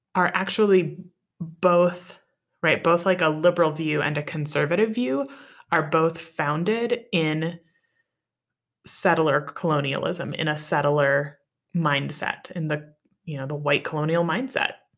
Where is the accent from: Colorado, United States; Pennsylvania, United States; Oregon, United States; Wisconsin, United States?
Wisconsin, United States; moved away; also born or lived in Arizona / Wyoming; I grew up in Wisconsin